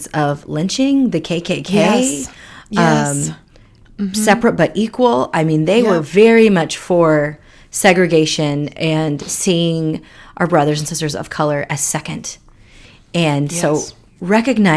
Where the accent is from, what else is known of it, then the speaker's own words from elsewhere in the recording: India; also born or lived in Seattle area, United States; now in Seattle, United States; I am a Indian immigrant living in the Seattle area.